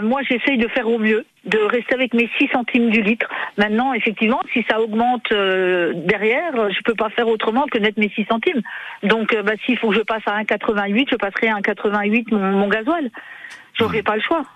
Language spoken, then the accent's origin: French; Territoire de Belfort, Bourgogne-Franche-Comté, France; moved away; je suis de Franche-Comté, je suis mmh. du territoire de Belfort